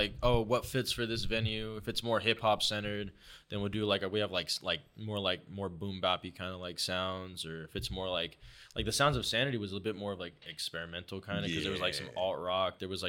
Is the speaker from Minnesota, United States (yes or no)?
no; Long Beach, California, United States; I'm from Long Beach